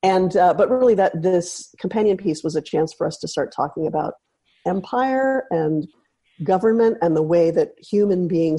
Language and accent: English; Santa Cruz, California, United States; I'm from Santa Cruz, Northern California.